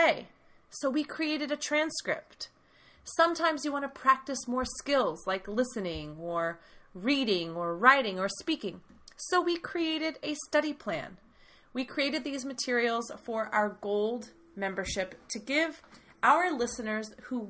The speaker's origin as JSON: {"language": "English", "country": "United States", "said": "I am the American half, talking to you from the United States"}